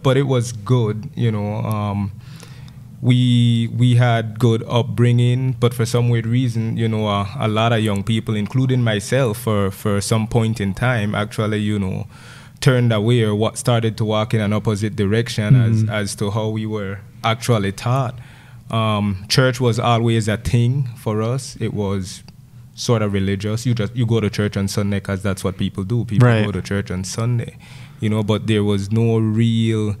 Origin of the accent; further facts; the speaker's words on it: Gales Point, Belize District, Belize; so I grew up in Gales Point. I left the village to go to high school, you know, when I was 12 years old